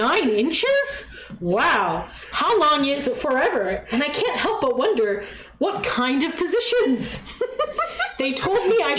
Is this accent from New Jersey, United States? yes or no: no; San Diego, California, United States; I told them I was Jacob's nurse and that … I was from San Diego.